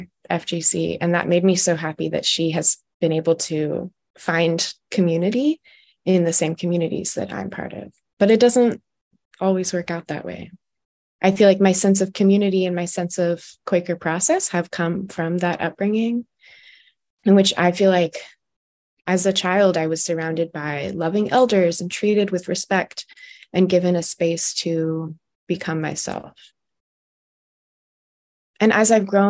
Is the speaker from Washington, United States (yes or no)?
yes; Olympia, Washington, United States; now in Maryland, United States; I was raised in Olympia Friends Meeting.